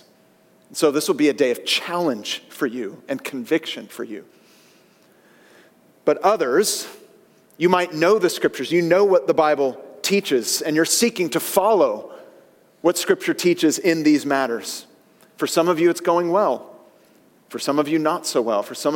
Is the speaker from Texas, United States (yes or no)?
no; San Francisco Bay Area, California, United States; I grew up with in the San Francisco Bay Area